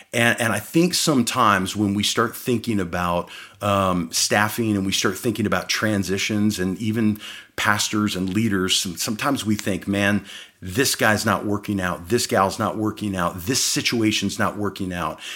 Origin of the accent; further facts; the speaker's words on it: Phoenix, Arizona, United States; also born or lived in Midwest, United States; as we moved from the Midwest out here to Phoenix